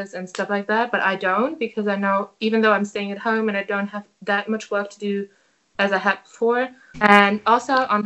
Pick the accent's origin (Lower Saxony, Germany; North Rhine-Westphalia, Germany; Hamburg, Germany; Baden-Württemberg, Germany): Lower Saxony, Germany; Hanover; English is a second language; I'm from Hanover.